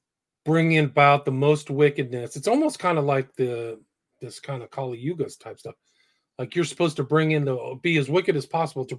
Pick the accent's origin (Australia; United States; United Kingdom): United States; San Francisco, California; I grew up in San Francisco, and they used to have the Bank of America building was the biggest building in San Francisco.